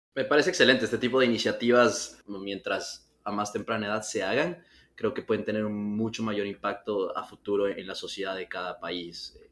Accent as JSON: {"language": "Spanish", "country": "Ecuador", "said": "ecuatorianos, que es de, donde soy yo, de Ecuador"}